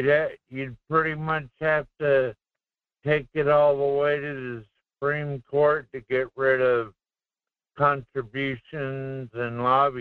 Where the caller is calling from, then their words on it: Kasilof, Alaska, United States; This is … in Kisilov.